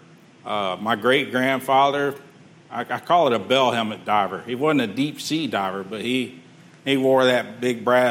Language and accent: English; Texas City, Texas, United States; I grew up in Texas City